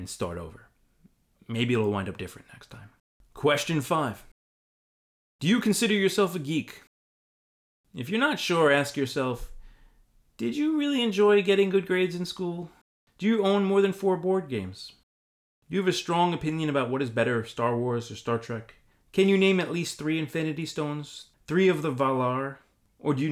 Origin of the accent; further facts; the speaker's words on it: United States; I'm an American